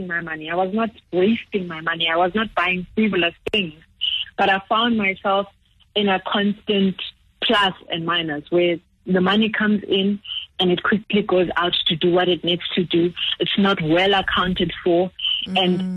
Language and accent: English; Zimbabwe; moved away; growing up in Zimbabwe